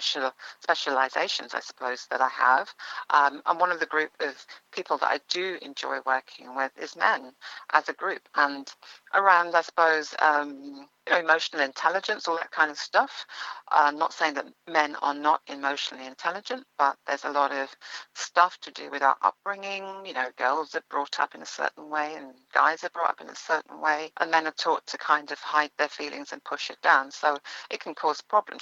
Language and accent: English; London, United Kingdom; also born or lived in Ealing / Jamaica (parents); my parents moved to northwest London. They moved to Neasden. So I grew up in Neasden all my life